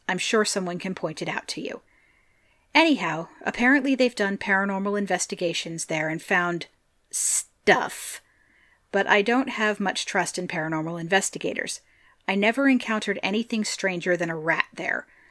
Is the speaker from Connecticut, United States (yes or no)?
no; Pennsylvania, United States; I love hearing from my home state.